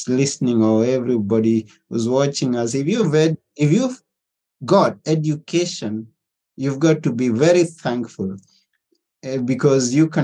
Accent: Kenya; moved away as an adult; now in Athens, Greece; I was born in Africa, Kenya, to be specific. And in a village.

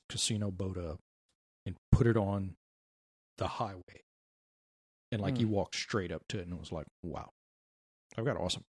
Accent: Cut Off, Louisiana, United States; I have been through so many hurricanes. You know, I'm from Cutoff, Louisiana.

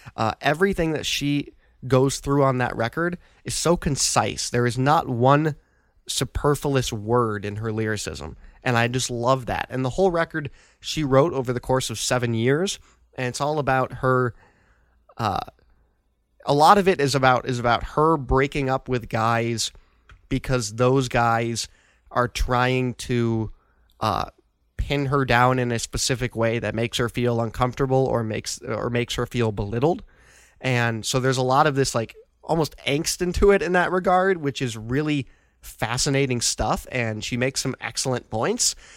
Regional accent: Chicago, Illinois, United States; being a Chicagoan

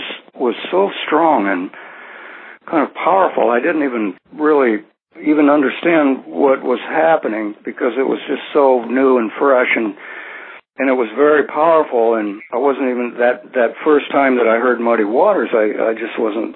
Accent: Burlington, Iowa, United States; I was born in Burlington, Iowa, which sits on the Mississippi River

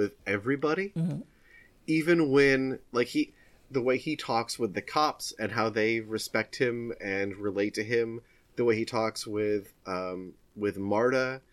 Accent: United States; Despite being American

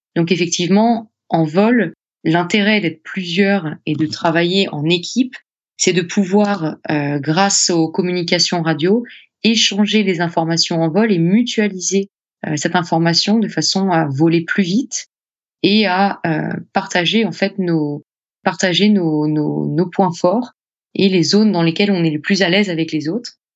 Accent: France; chez nous, en France

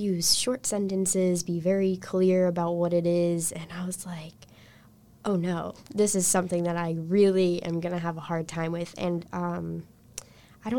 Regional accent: United States; my position in the world as an American person

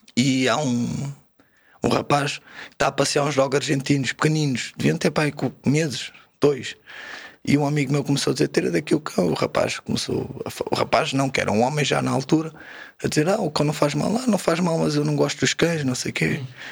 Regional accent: Margem Sul, Setúbal, Portugal; also born or lived in Sintra (Brunheira); saí da Pistoleira com oito a fazer nove fui para a Brunheira. Aqui em Sintra, estive lá cerca de um ano e depois já devia ter dez quando fui morar para a Margem Sul

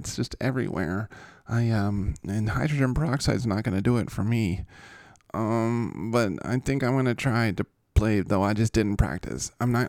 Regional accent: the South, United States; And I'm like, because this is just how I sound. I'm from the South.

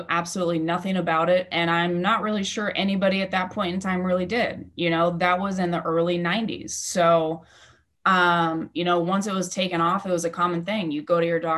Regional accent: Kansas City, Missouri, United States; also born or lived in Indiana; I am from Kansas City, Missouri, born and raised, and I did live in Indiana for a few years

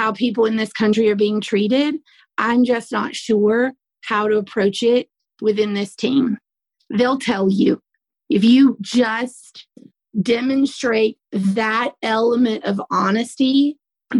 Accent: the South, United States; accent: Southern; I have a Southern accent

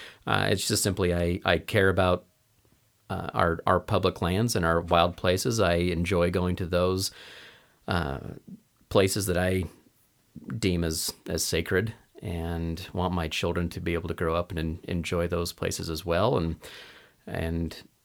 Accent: Portland, Oregon, United States; I grew up in Portland, in the Portland, Oregon area, and had a very impactful leader.

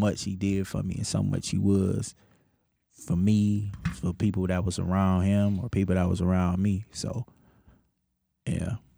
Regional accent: Detroit, Michigan, United States; I grew up West Side Detroit, Eight Mile

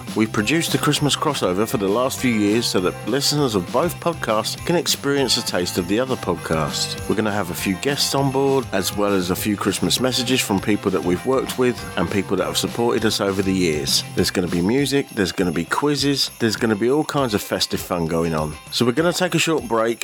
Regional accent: Aylesbury, South East England, United Kingdom; moved away; I've been returning back to my hometown of Aylesbury every year

